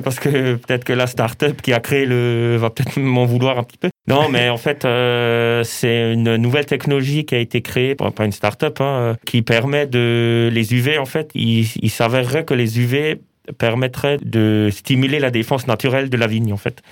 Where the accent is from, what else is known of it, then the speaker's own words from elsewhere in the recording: southern Haut-Rhin, Alsace, Grand Est, France; also born or lived in Colmar; J'ai pas grandi à Colmar, mais plutôt dans le, dans le sud du Haut-Rhin